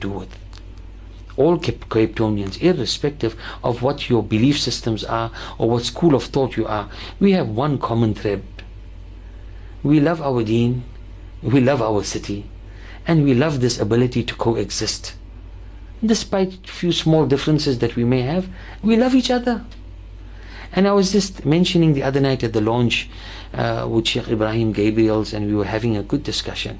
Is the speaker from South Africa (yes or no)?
yes; Cape Town, Western Cape, South Africa; we as the Muslim community of Cape Town and South Africa